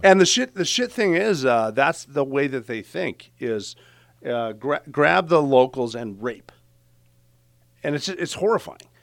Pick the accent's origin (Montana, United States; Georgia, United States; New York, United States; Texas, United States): Montana, United States; Butte; I'm from Butte, Montana